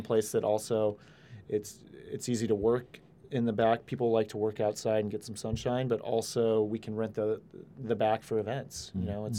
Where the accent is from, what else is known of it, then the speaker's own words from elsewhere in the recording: California, United States; born there; No, I was born in Northern California, but I did go to UCSB.